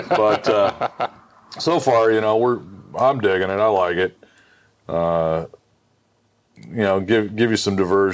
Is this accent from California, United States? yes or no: yes; San Diego, California, United States; moved away; I grew up in San Diego